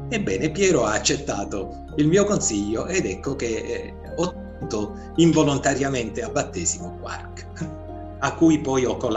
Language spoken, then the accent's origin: Italian; Ustica, Sicily, Italy; born there; ce l'avevo perché sono nato a Ustica, sono nato in una terra vulcanica